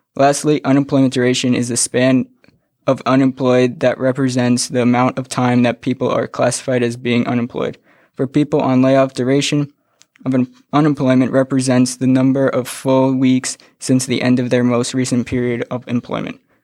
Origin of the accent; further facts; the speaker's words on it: Kinnelon, New Jersey, United States; I'm from Kinnelon, New Jersey